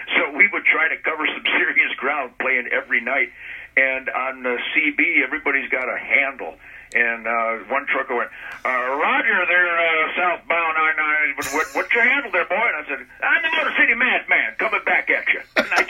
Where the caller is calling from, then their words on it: southern Michigan, United States; I'm calling from the sacred effervescent swamps of southern Michigan where the spirit doth soar.